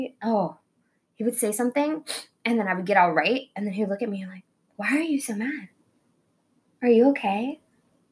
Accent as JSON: {"language": "English", "town": "Tulsa", "region": "Oklahoma", "country": "United States", "also_born_or_lived": "Kansas", "moved": "as an adult", "said": "I was from Tulsa"}